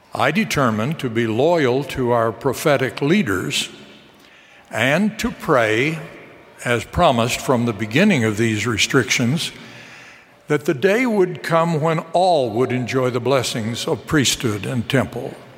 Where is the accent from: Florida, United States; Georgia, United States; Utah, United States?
Utah, United States; moved away as an adult; also born or lived in Chicago / Washington, D.C.; I grew up in Utah